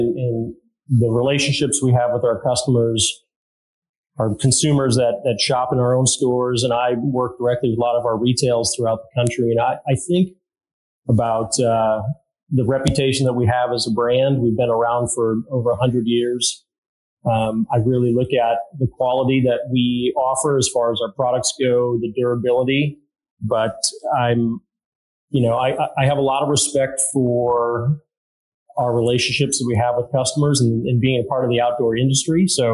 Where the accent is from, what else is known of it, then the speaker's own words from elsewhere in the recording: Illinois, United States; also born or lived in Wisconsin / Minnesota; now in Seattle area, United States; born and raised in Illinois